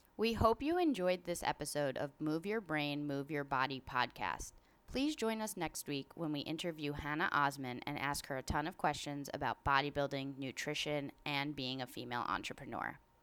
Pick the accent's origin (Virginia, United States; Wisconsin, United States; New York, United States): New York, United States; Long Island; also born or lived in Cortland, New York; I grew up on Long Island, which is in New York.